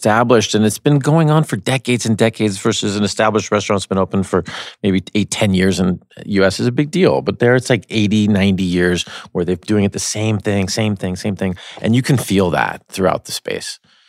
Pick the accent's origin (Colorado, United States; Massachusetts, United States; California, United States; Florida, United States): California, United States; Los Angeles; I'm from LA, born and raised.